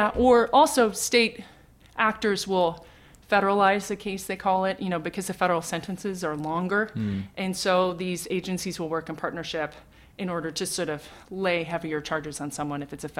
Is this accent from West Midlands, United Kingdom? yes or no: no; London, United Kingdom; born there; I was born in London. My father is from Ireland.